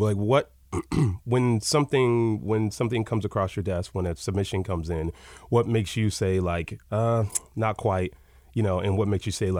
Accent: Atlanta, Georgia, United States; I grew up in Atlanta, so you could like have to take multiple buses to get anywhere just to get down the block.

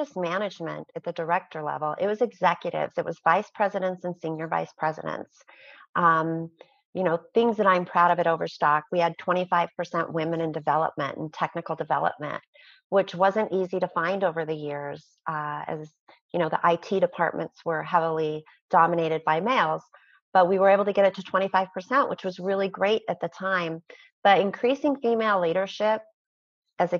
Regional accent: outside of Chicago, Illinois, United States; now in Utah, United States; I was born outside of Chicago

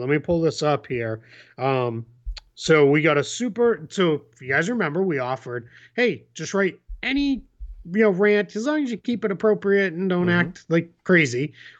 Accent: Taiwan; Since I'm from Taiwan, so shout out.

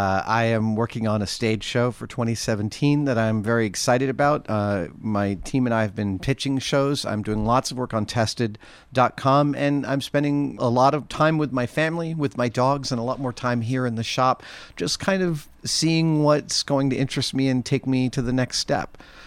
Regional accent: New York, United States; It is partly because I grew up in New York.

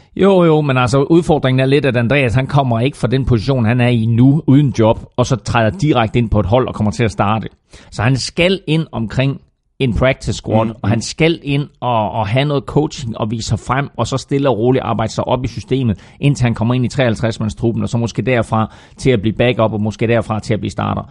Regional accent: Herning, Central Denmark Region, Denmark; Chili Claus og jeg, vi er begge to fra Herning og har kendt hinanden i over femogtyve år.

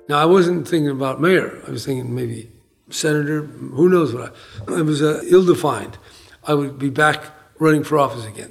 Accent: San Francisco, California, United States; growing up in San Francisco in, in the 40s and the 50s

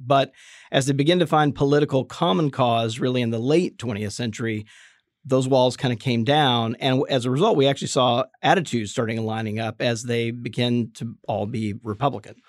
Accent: Jackson, Mississippi, United States; I grew up Southern Baptist in Mississippi

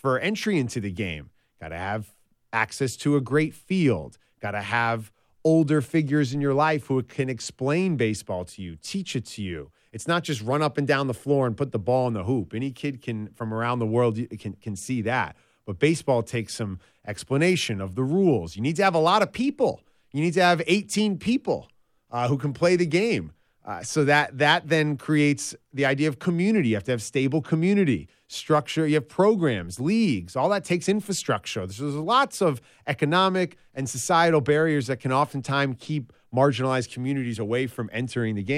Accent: New York, United States; growing up in New York when my dad would play fast-pitch softball in Central Park

